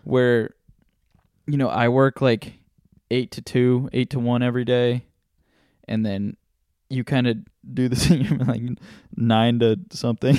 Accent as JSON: {"language": "English", "country": "United States", "tie": "born or raised there", "said": "being born here in America."}